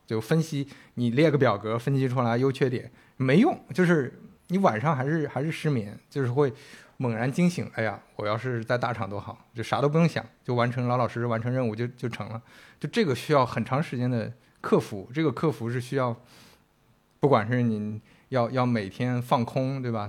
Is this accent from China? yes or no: yes; northern China, China; 我们都是北方人嘛